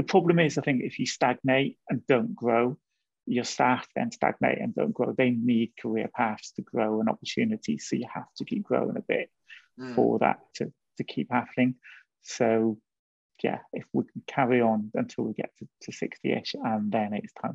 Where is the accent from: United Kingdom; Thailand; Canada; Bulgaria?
United Kingdom; Wales; moved away as an adult; also born or lived in Brighton / London; I grew up in Wales, grew up in quite a different environment